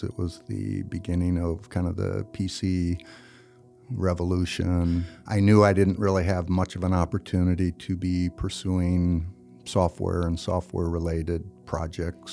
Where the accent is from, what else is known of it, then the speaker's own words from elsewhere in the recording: Hastings, Nebraska, United States; also born or lived in Wood River, Nebraska; I'm originally from Hastings, Nebraska. Actually, I was born in Wood River, so Scott Frost and myself are from Wood River, Nebraska. I liked Hastings. It was good for growing up in teenage years